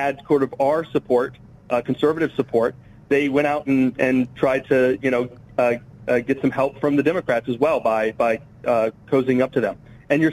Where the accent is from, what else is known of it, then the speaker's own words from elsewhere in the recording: Sarasota, Florida, United States; moved away; Originally grew up in Sarasota, Florida